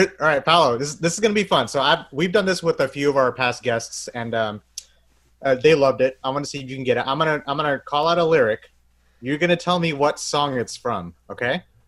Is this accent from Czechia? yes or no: no; Bangladesh; I'm from Bangladesh